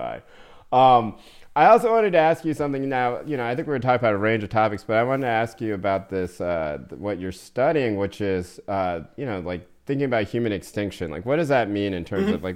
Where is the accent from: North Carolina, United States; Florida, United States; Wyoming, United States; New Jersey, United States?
North Carolina, United States; moved away as an adult; also born or lived in Maine / New York; I'm from North Carolina